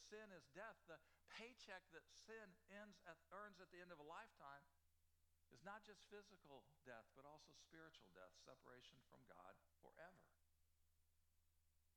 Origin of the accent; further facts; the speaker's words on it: Illinois, United States; I grew up in Illinois